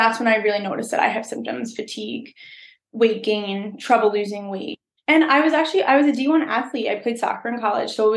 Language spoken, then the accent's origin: English; outside of Philadelphia, Pennsylvania, United States; moved away as an adult; now in upstate New York, United States; I grew up outside of Philadelphia. So that's where I'm from.